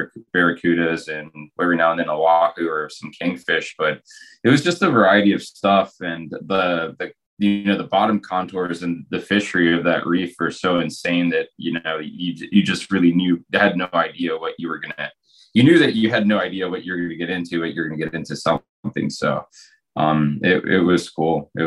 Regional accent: Morales, Izabal, Guatemala; I grew up in Guatemala in a town called Morales

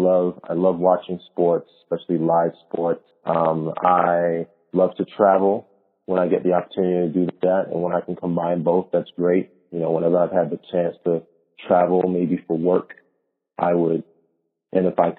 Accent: New York City, New York, United States; born and raised in Brooklyn, still live there now

